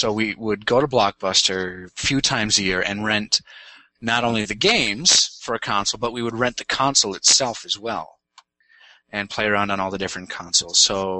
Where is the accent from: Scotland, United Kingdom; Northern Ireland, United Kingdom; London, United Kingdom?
Scotland, United Kingdom; I'm really a Scot.